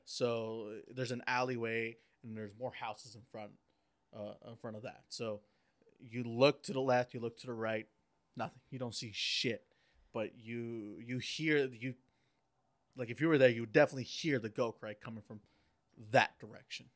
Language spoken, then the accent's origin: English; Oaxaca, Mexico; I'm Oaxacan. Okay, so I'm from Oaxaca in Mexico